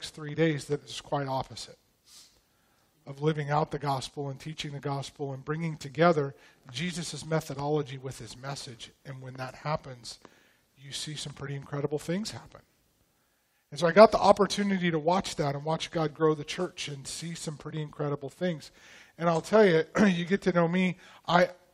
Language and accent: English; Post Falls, Idaho, United States; In a little town, my hometown, called Post Falls, Idaho, of about 12,000 people